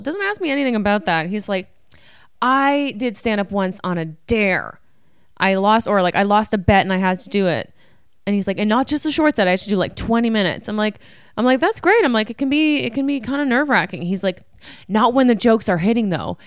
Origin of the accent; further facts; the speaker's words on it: Ottawa, Ontario, Canada; moved away; I'm from Canada." He's like, "Where?" I'm like, "Ottawa."